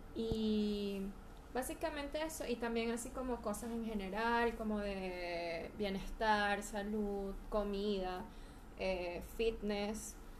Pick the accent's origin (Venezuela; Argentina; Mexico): Venezuela; moved away as an adult; now in Chile; me viví, me crié en Venezuela hasta los 27 años. Tengo ya tres años aquí en Chile.